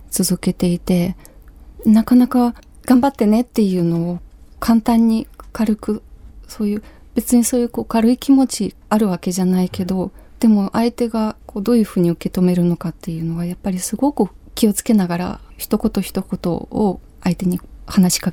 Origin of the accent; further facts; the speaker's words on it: Ukraine; Japanese is a second language; moved away as an adult; now in Japan; 今週は私のふるさとウクライナについてお話ししたいと思います